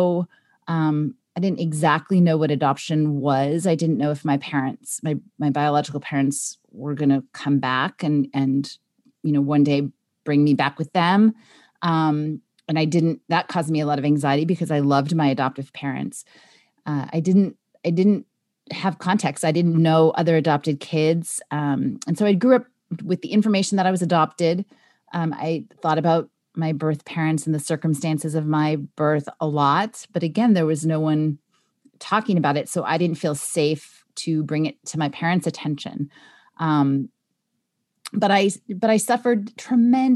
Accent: Los Angeles, California, United States; I was born in California in Los Angeles, so I was somewhere in Los Angeles

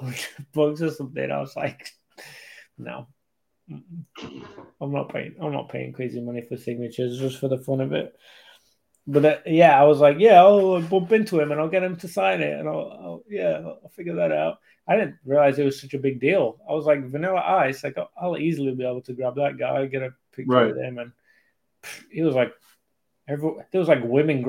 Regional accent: England, United Kingdom; moved away; I'm from England

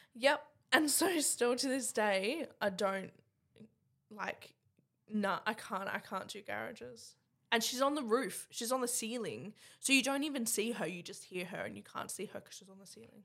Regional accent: Cairns, Queensland, Australia; I'm from Cairns.

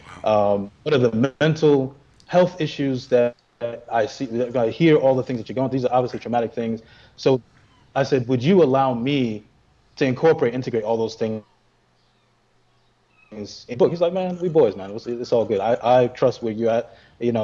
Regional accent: New York City, New York, United States; being in Brooklyn and growing up with the … and …. Even though we're from Brooklyn

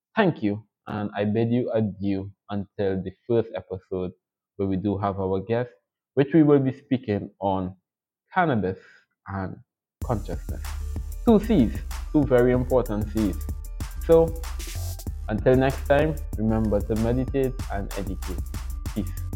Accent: Trinidad & Tobago; I'm from the beautiful twin island states of Trinidad and Tobago

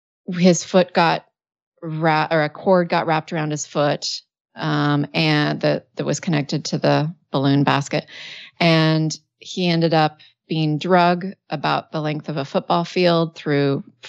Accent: Washington, United States; I was born and raised in Washington State, and it was in the desert part of that state.

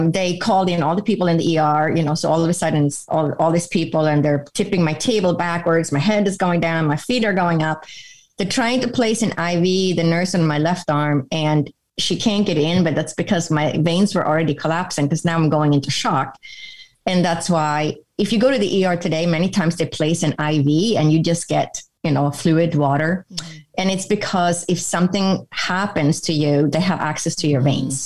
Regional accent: Sweden; moved away as an adult; now in United States; I grew up in Europe, in Sweden, which is in Northern Europe

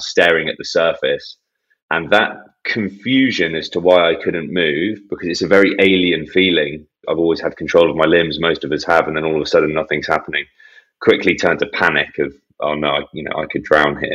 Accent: Bath, South West England, United Kingdom; our hometown club, Bath

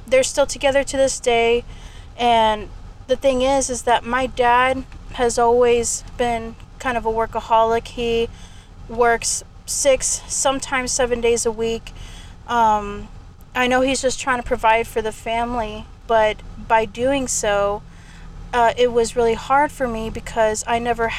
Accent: San Antonio, Texas, United States; I'm born and raised in San Antonio, Texas

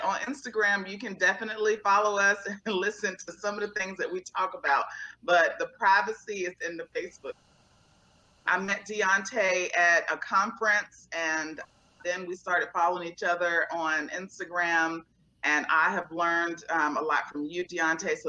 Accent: Portsmouth, Virginia, United States; now in Northern Virginia, United States; I'm originally from a small town called Portsmouth, Virginia

